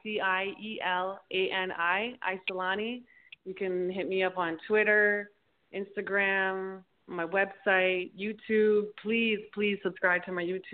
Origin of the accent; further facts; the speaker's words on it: Toronto, Ontario, Canada; moved away as an adult; also born or lived in Mississauga; now in Miami Beach, United States; I was born and raised in Toronto. I was born in the Mississauga Hospital, which is outside in the outskirts of Toronto. And I was raised living in Toronto